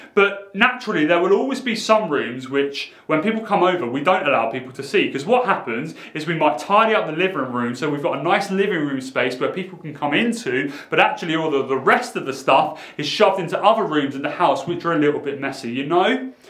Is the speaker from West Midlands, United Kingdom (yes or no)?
no; Portsmouth, South East England, United Kingdom; growing up in Portsmouth in a quite a rough school